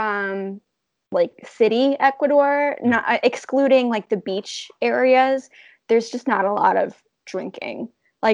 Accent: United States; also born or lived in Florida; growing up in America

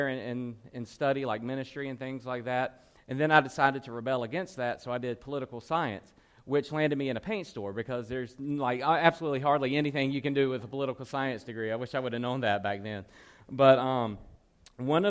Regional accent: Roanoke Rapids, North Carolina, United States; moved away; I'm originally from Roanoke Rapids, North Carolina

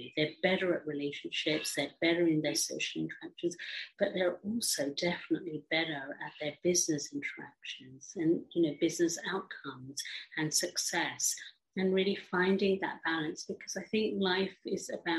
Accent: England, United Kingdom; also born or lived in Africa; I grew up in England, although I was born in Africa from an Indian background

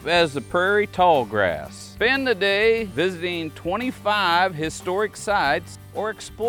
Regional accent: Council Grove, Kansas, United States; Y'all visit my hometown, Council Grove, in the heart of the Flint Hills.

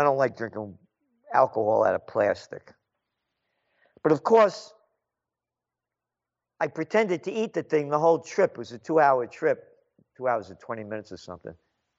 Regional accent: Chicago, Illinois, United States; And I wanted to go down because we're from Chicago originally.

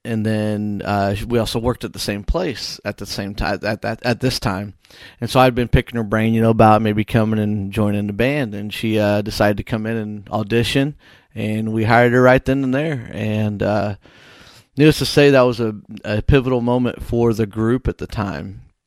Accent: Whitehall, Illinois, United States; my hometown of Whitehall

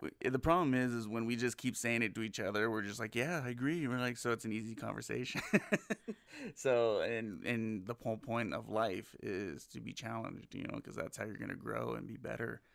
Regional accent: Southern California, United States; now in Las Vegas, United States; I'm originally from California, born and raised, uh, in Southern California

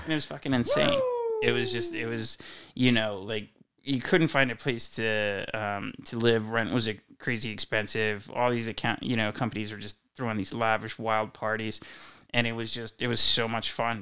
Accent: Wilmington, Delaware, United States; moved away as an adult; also born or lived in Philadelphia / Northern California; now in Ladera, United States; I grew up outside Philadelphia in Wilmington, Delaware

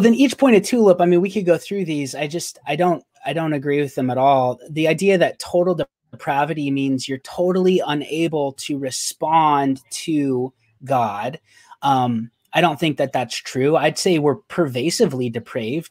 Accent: Arizona, United States; I'm from Arizona

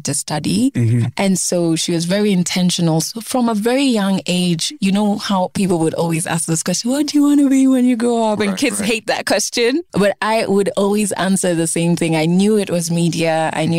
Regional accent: Nairobi, Kenya; also born or lived in Ugenya; I was born and brought up in Nairobi in a family of three girls.

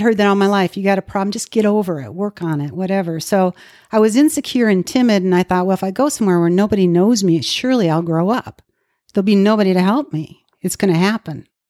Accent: Minnesota, United States; moved away as an adult; now in Dallas, United States; I was raised in Minnesota

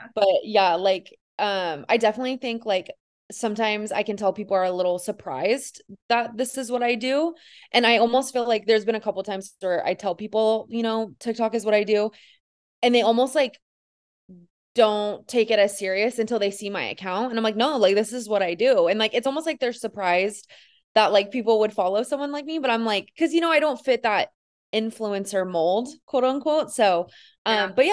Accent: Northern California, United States; now in Los Angeles, United States; I am originally from Northern California. That's where I grew up

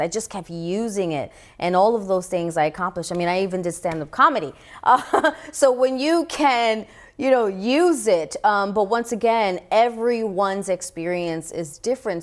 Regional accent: New York City, New York, United States; I grew up in the Bronx, New York, in the time known as the crack epidemic era.

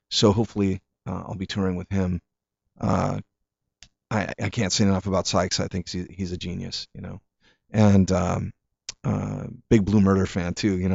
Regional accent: Hartford, Connecticut, United States; born there; also born or lived in Italy; I wasn't born in Italy. I was born in Hartford, Connecticut.

